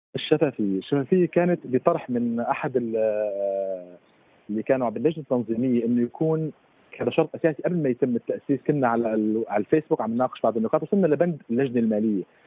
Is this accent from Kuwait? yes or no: no; Syria; now in Germany; كانا كسوري عايش بالمانيا